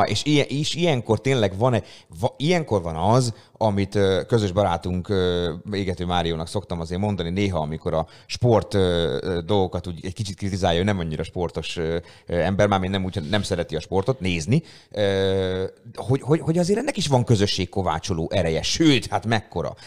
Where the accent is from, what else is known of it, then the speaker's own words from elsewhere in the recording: Szeged, Csongrád-Csanád, Hungary; a szegediek vagyunk érzés